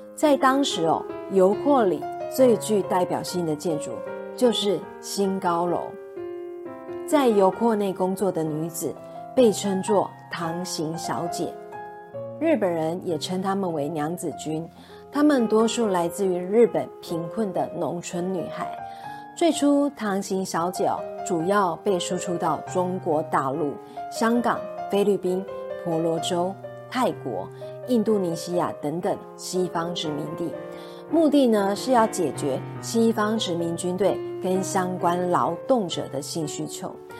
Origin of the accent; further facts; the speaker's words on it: Taipei, Taiwan; 我的出生地台北